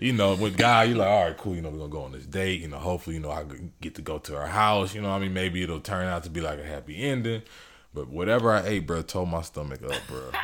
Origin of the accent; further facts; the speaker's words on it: Elyria, Ohio, United States; also born or lived in Fort Bragg, North Carolina; I was born in Fort Bragg, North Carolina. My dad was in the military, but I'm from Elyria, Ohio. That's E L Y R I A. It's about thirty, forty minutes from Cleveland. Um, but that's where, like, I grew up.